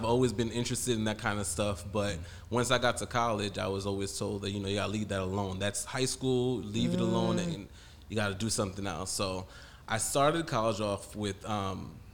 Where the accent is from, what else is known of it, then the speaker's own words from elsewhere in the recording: Spring Valley, New York, United States; I was born and raised in Spring Valley, New York